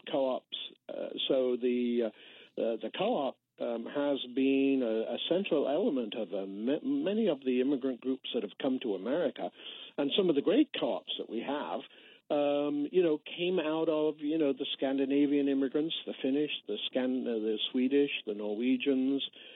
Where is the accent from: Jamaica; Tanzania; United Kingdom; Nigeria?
United Kingdom; England; moved away as an adult; also born or lived in London; now in United States; I grew up in England and emigrated to the United States in the 1980s